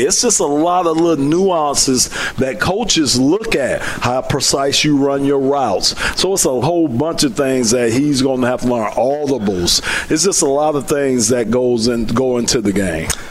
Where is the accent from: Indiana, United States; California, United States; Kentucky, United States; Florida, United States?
Florida, United States; Miami; now in Detroit, United States; I'm from Miami